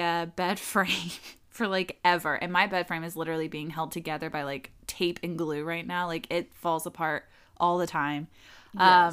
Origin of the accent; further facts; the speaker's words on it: United States; I hate being American